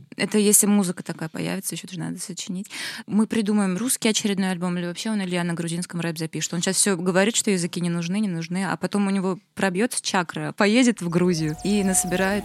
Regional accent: Naberezhnye Chelny, Tatarstan, Russia; now in Kazan, Russia; я выросла в набережных Челнах, где ничего не было

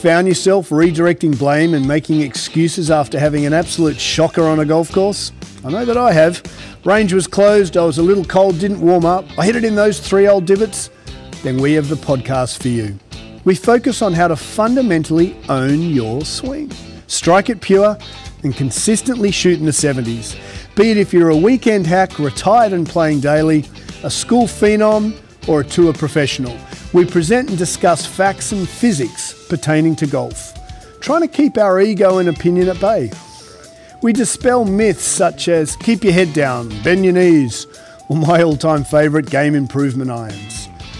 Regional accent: England, United Kingdom; Obviously, Rosemary's Colombian heritage, and I'm very English, pale skin.

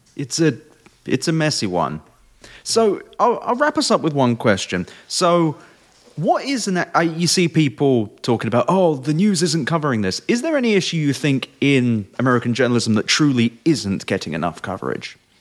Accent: England, United Kingdom; moved away; I, I grew up in England

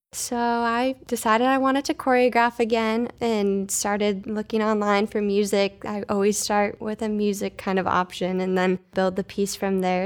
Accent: Traverse City, Michigan, United States; moved away as an adult; also born or lived in Oklahoma; now in Fort Wayne, United States; I grew up in Traverse City, Michigan

